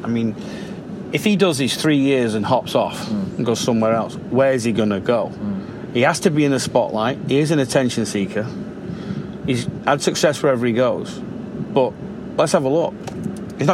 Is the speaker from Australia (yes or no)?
no; Leigh, North West England, United Kingdom; moved away as an adult; now in United States; I'm from Lee